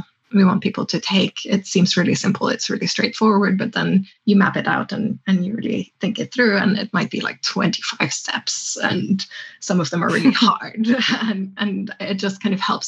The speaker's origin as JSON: {"language": "English", "town": "Tromsø", "region": "Troms", "country": "Norway", "tie": "born or raised there", "said": "it's my hometown. It's where I grew up. It's in the north of Norway"}